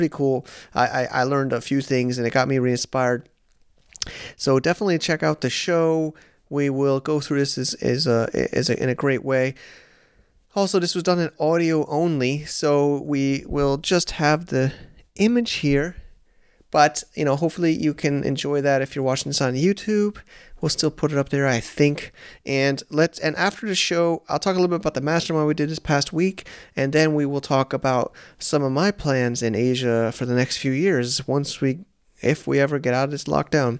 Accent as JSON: {"language": "English", "country": "United States", "tie": "born or raised there", "moved": "as an adult", "lives_now": "China", "said": "I'm an American born Italian American"}